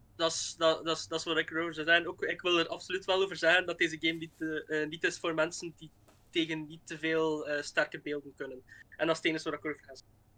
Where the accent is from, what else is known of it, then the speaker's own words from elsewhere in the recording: Flanders, Belgium; Ik kom dus uit België, uit, uit Vlaanderen, zoals je misschien al kunt horen